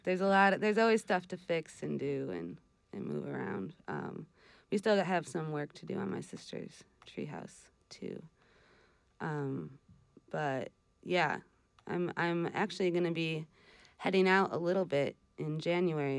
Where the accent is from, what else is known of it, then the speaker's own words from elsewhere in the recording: Wisconsin, United States; moved away as an adult; also born or lived in Vermont; now in Northeast Kingdom, Vermont, United States; I'm from Wisconsin, but I grew up coming out to Vermont because my mom's extended family lives out here.